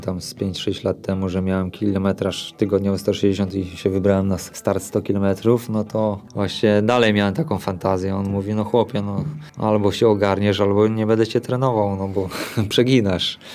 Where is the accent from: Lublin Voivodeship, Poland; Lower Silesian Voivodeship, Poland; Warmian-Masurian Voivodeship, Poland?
Lower Silesian Voivodeship, Poland; Boguszów-Gorce; moved away as an adult; now in Sosnówka, Poland; Ja pochodzę z Boguszowa Gorc ogólnie, a od trzynastu lat mieszkam w Sosnówce obok Karpacza